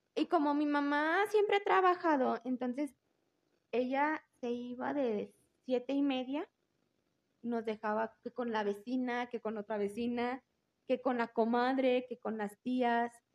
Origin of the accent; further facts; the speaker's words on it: Aguascalientes, Mexico; soy 100% hidrocálida de la gremial 35